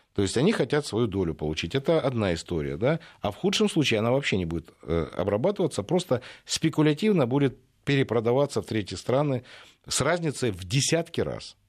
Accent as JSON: {"language": "Russian", "country": "Ukraine", "moved": "yes", "lives_now": "Russia"}